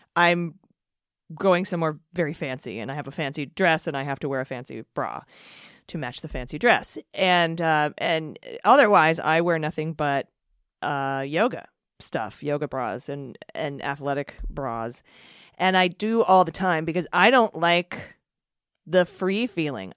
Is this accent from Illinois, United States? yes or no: no; San Diego, California, United States; we're from San Diego